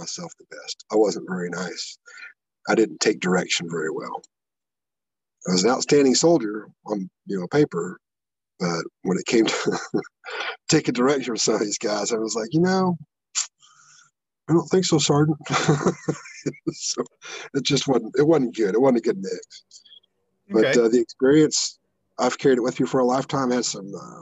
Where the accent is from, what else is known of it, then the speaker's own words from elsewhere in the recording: Iowa, United States; I'm from Iowa